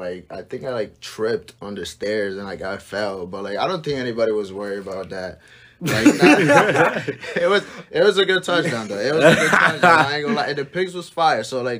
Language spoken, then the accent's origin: English; Hartford, Connecticut, United States; I come from Hartford, Connecticut. I've been living there for like, since I was 12.